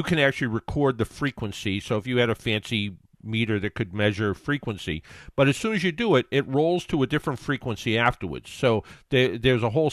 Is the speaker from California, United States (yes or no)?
no; South Shore, Massachusetts, United States; where I grew up on the South Shore